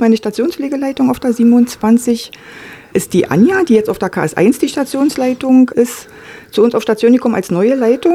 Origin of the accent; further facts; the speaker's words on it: Berlin, Germany; Ich bin auch zum Beispiel in Marzahn aufgewachsen